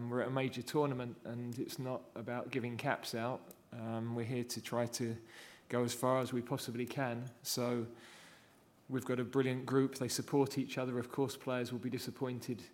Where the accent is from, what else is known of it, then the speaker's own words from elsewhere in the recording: England, United Kingdom; also born or lived in Yorkshire; being an Englishman